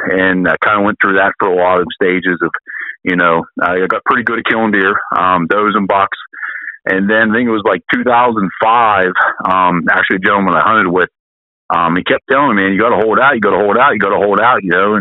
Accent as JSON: {"language": "English", "region": "Southwest Pennsylvania", "country": "United States", "said": "I'm from Southwest Pennsylvania"}